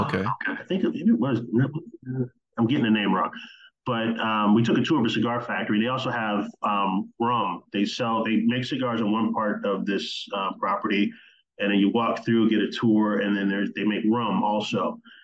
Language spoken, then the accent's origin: English; Oak Park, Illinois, United States; I grew up in the Chicago area. I grew up in a town called Oak Park, Illinois